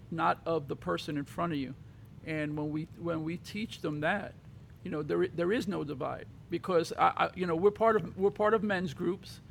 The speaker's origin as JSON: {"language": "English", "town": "New York City", "region": "New York", "country": "United States", "tie": "born or raised there", "said": "I grew up in Brooklyn"}